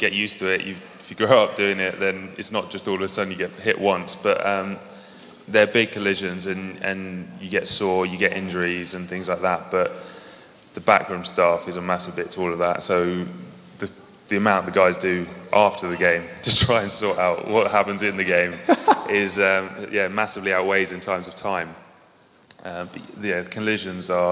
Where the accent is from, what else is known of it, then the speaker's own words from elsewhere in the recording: England, United Kingdom; I'm an Englishman, but play for London Welsh